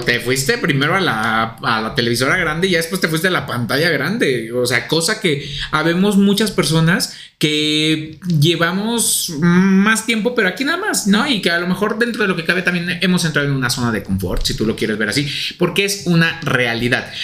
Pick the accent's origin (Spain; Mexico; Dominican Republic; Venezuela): Mexico; Traemos el nopal en la frente